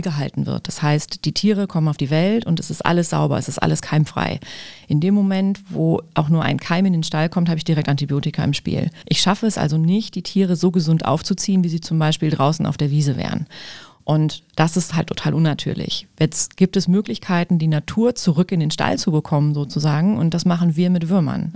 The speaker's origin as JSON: {"language": "German", "town": "Düsseldorf", "region": "North Rhine-Westphalia", "country": "Germany", "said": "ich bin Düsseldorferin"}